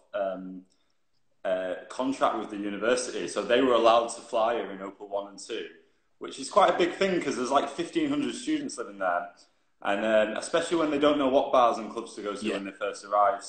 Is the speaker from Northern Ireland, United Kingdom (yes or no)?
no; Bury, North West England, United Kingdom; moved away as an adult; also born or lived in Leeds; now in London, United Kingdom; I'm actually from Lancashire, from a place called Bury, but I moved to Leeds when I was 18 to go to uni